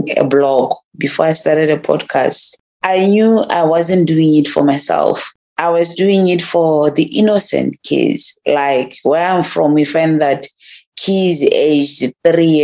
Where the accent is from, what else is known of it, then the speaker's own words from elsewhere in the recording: Botswana; As a Motswana woman, I grew up in a very, very rural place called Makhabane